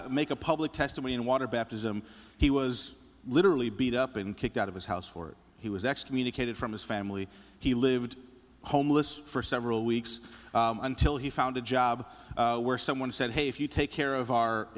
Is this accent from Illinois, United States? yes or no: yes; Chicago, Illinois, United States; moved away; growing up in Chicago, my dad's a pastor